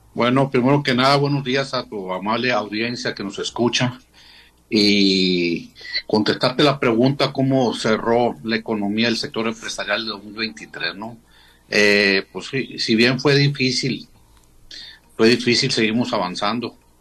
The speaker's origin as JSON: {"language": "Spanish", "country": "Mexico", "said": "como mexicanos"}